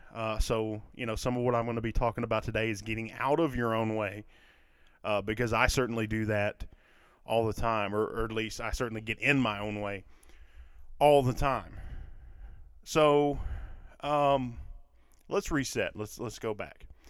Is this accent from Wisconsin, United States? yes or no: no; Kentucky, United States; accent: southern; I'm from Kentucky, for those of you that do not know or, or couldn't tell from my accent, that I, I live in a, in a southern state